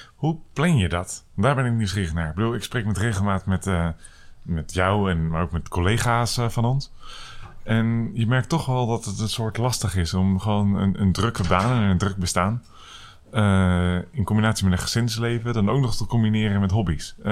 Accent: Netherlands; wij als Nederlanders

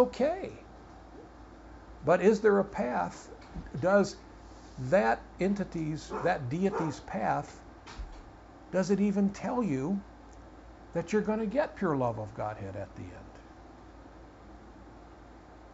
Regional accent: United States; I was born in America, that I'm American.

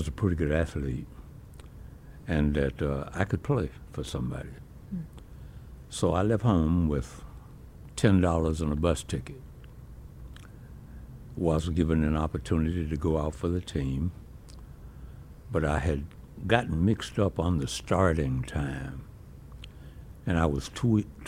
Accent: Chester, South Carolina, United States; also born or lived in Sumter, South Carolina; now in Rock Hill, United States; I grew up in Chester

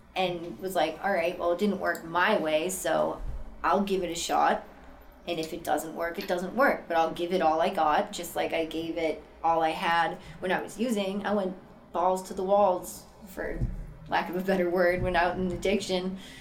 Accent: Boston, Massachusetts, United States; I'm originally from Boston, Massachusetts, born and raised

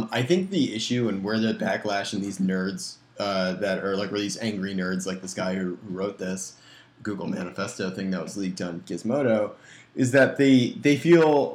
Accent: Westchester County, New York, United States; I grew up in Westchester County

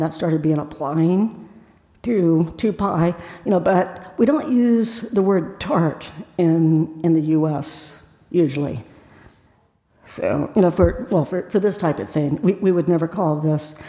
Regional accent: Appalachia, United States; I grew up with it in Appalachia

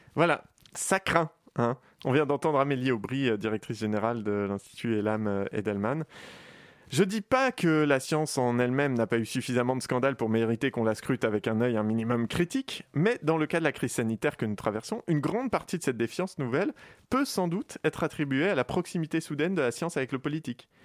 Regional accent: Paris, Île-de-France, France; je suis un Parisien

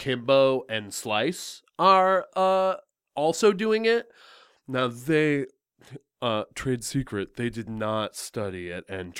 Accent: Canada; Okay. I'm Canadian.

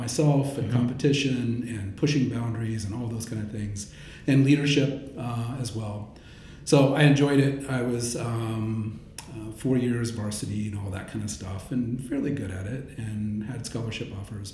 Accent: Indiana, United States; now in Texas, United States; Born and raised in Indiana, small town, Midwestern town, farm town, automotive town

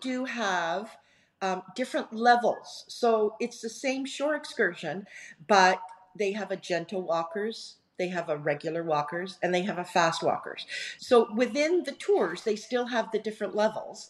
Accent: Canada; being Canadian, and right. being of British background

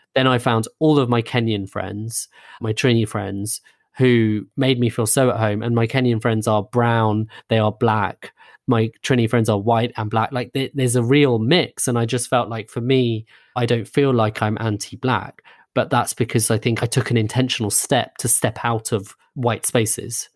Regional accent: a suburb of London, United Kingdom; we grew up in a suburb of London

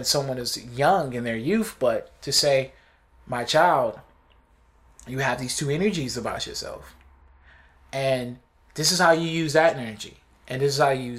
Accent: Buffalo, New York, United States; I'm from Buffalo

